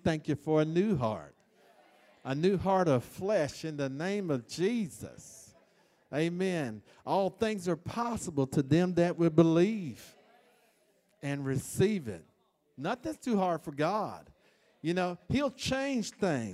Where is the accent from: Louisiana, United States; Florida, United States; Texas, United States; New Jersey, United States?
Florida, United States; I'm from Florida